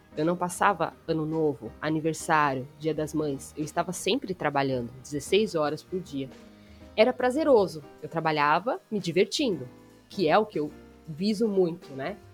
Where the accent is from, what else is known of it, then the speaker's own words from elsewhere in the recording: Bragança Paulista, São Paulo, Brazil; moved away; voltei para Bragança Paulista, que é a minha terra de nascimento